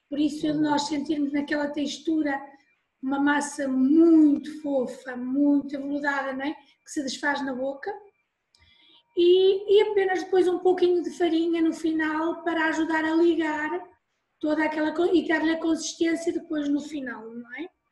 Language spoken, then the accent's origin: Portuguese; Porto, Norte, Portugal; now in Ovar, Portugal; eu não sou do Ovar, sou do Porto. Já vivo em Ovar há muitos anos